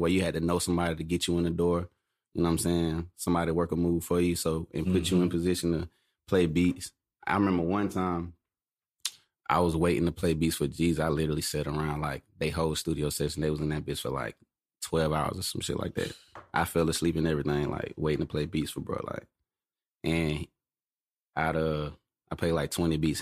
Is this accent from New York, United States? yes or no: no; Atlanta, Georgia, United States; I'm from Atlanta. Mm. Uh, born and raised